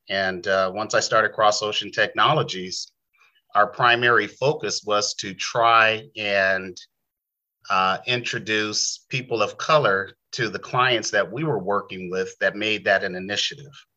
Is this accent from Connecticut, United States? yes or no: no; San Diego, California, United States; moved away as an adult; also born or lived in Bay Area, California; I am an original San Diegan, you know, original Californian, but I was born and raised in San Diego.